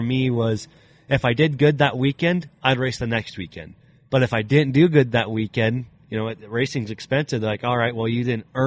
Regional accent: Briggsdale, Colorado, United States; also born or lived in Wiggins, Colorado; I originally was from Briggsdale, which is just about 30 minutes away. That'd be like northeast of Greeley.

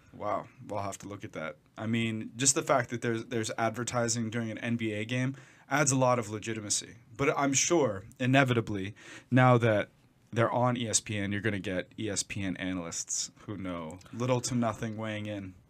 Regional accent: United States; I'm American

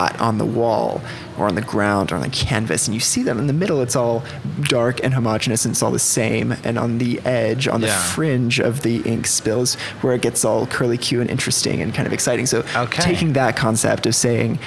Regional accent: Oklahoma City, Oklahoma, United States; also born or lived in Los Angeles, California; I'm 24 years old, and I moved here when I was 12 years old

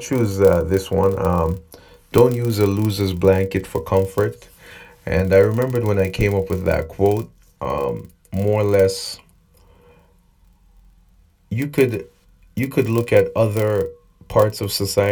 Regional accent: Nevis, St. Kitts & Nevis; now in Canada; I'm from a country called Nevis, just to get to the point. There's about 15 to 20,000 people. I now live in Canada

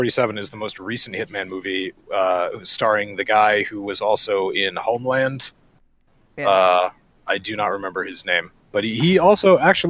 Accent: Ireland; It's okay for me to say these things because I'm Irish.

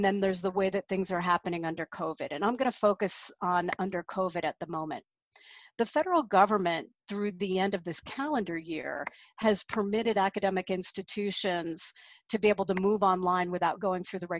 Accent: Colorado, United States; my home state of Colorado

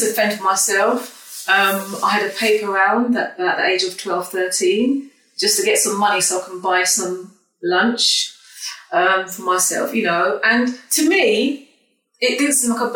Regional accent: Croydon, London, United Kingdom; also born or lived in Leeds; I was raised in Croydon, actually.

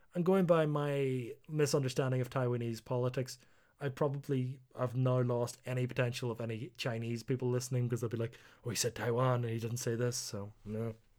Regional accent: Northern Ireland, United Kingdom; moved away; also born or lived in South Korea; being Northern Irish

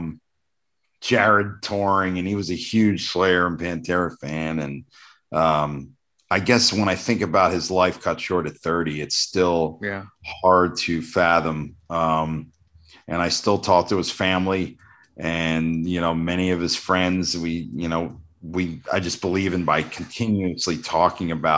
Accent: New Jersey, United States; I grew up in Jersey

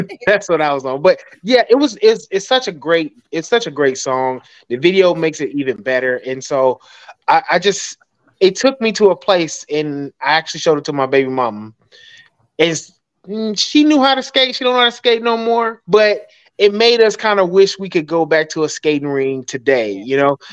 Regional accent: Atlanta, Georgia, United States; I'm from Atlanta, and so we had this big uh, a skating ring on the east side of Atlanta called Golden Glide, and that was a place you had to be on a Friday and Saturday night

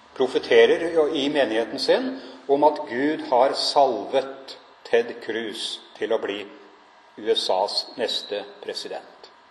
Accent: Norway; Jeg er nordmann, jeg bor her

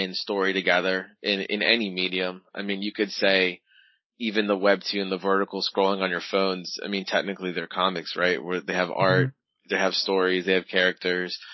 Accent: Virginia, United States; also born or lived in New York; I live in Virginia. I grew up in New York and moved here when I was about 10, I guess. So I'm more Virginian than New York

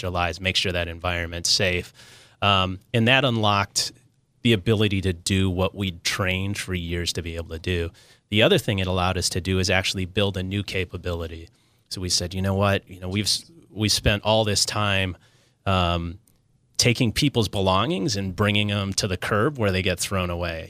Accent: Minnesota, United States; now in Southern California, United States; I'm a guy from Minnesota who found his way to, to SoCal

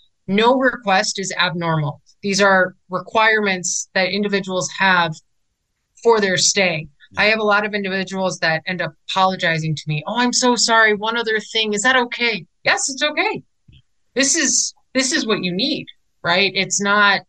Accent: Chicago, Illinois, United States; I'm actually originally from Chicago

